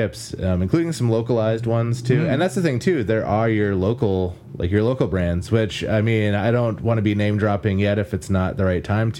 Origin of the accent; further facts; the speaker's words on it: Wisconsin, United States; Like, I'm from the Northeast, like, Wisconsin area